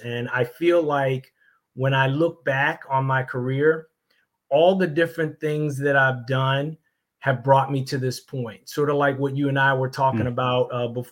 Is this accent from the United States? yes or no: yes; Baltimore, Maryland, United States; I'm originally from Baltimore, Maryland.